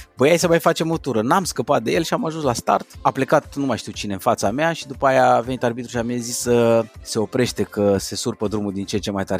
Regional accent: Brașov, Brașov County, Romania; eu m-am născut în Brașov

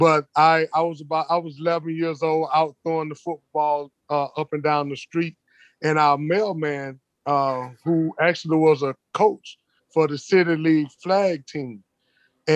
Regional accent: Apopka, Florida, United States; moved away as an adult; I was born in Apopka, Florida. It's about 12 miles north of Orlando. I was raised of four. I'm the oldest of four. And born right there in the south of Apopka. I graduated Apopka High School in 89

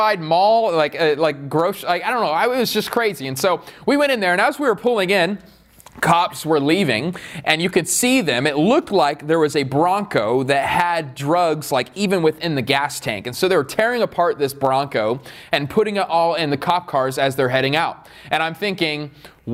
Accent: Queen Creek, Arizona, United States; also born or lived in Riverside; I am from Queen Creek

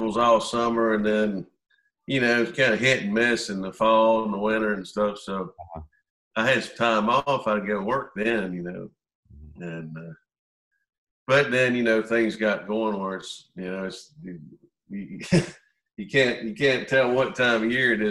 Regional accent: South Central Pennsylvania, United States; we grew up in South Central Pennsylvania

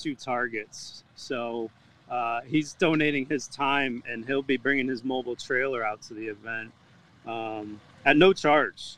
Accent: Massachusetts, United States; now in Jacksonville, United States; I'm originally from Massachusetts

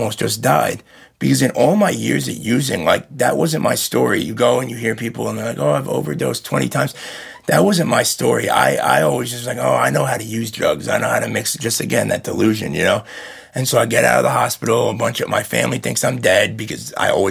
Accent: Hudson Valley, New York, United States; I was born in New York City, raised in the Hudson Valley

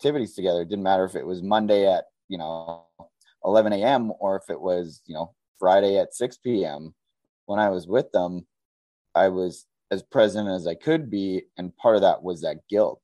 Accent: Southern Alberta, Canada; moved away as an adult; now in Edmonton, Canada; I'm from Southern Alberta

